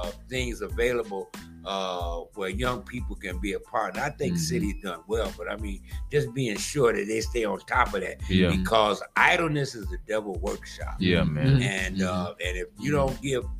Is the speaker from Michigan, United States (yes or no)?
yes; Detroit, Michigan, United States; I was raised in the city of Detroit